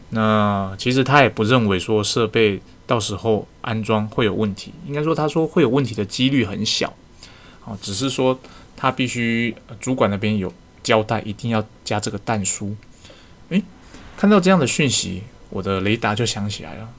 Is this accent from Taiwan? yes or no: yes; Taiwan; 我们台湾人